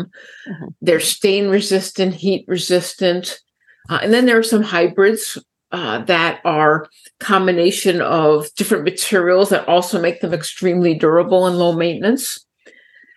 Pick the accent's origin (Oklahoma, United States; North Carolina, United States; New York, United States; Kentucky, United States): New York, United States; New York City; Growing up in New York City